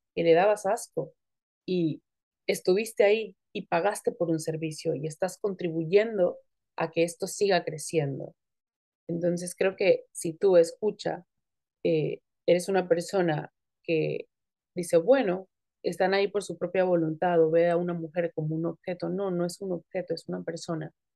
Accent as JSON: {"language": "Spanish", "town": "Tijuana", "region": "Baja California", "country": "Mexico", "also_born_or_lived": "Acapulco, Guerrero, Mexico", "said": "yo no nací en Tijuana, yo nací en Acapulco, pero me considero tijuanense"}